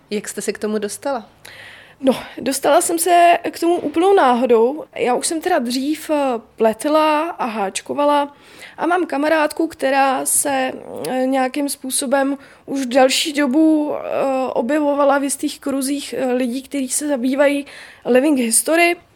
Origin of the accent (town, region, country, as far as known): Bohemia, Czechia